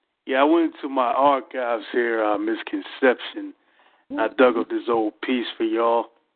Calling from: Philadelphia, Pennsylvania, United States; Yeah, you already know I'm calling from Philadelphia, Pennsylvania.

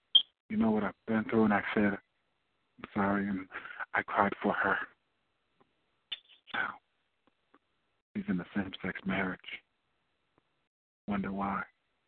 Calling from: Irvington, New Jersey, United States; I'm calling from Irvington, New Jersey

